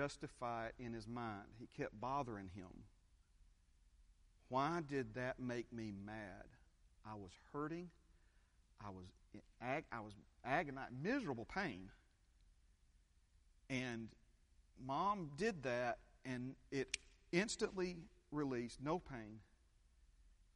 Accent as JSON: {"language": "English", "town": "Hueytown", "region": "Alabama", "country": "United States", "tie": "born or raised there", "said": "the kitchen there that we grew up in Hueytown"}